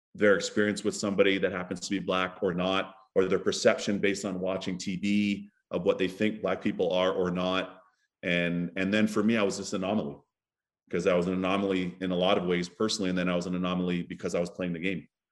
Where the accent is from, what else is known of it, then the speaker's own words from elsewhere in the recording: Toronto, Ontario, Canada; also born or lived in Barbados; my hometown of, of Scarborough, back in Toronto, back in Barbados